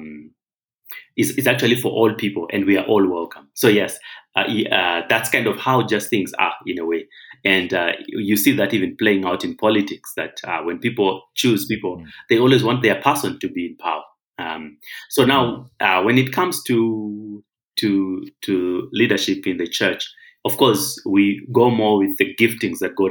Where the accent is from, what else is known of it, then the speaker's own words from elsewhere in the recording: Zimbabwe; now in Kenya; I'm actually not Kenyan. I'm from Zimbabwe. So my tribe is actually Shona, the Shona people of Zimbabwe